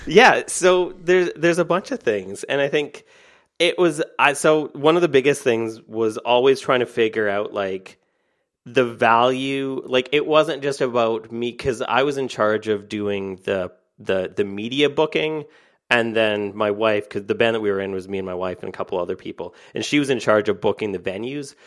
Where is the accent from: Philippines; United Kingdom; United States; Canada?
Canada; I'm Canadian